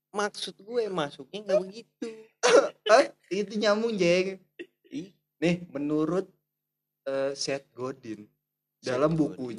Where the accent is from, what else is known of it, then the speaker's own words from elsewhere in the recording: Jakarta, Indonesia; born there; Kan gue kalau gue lahir di Jakarta ya.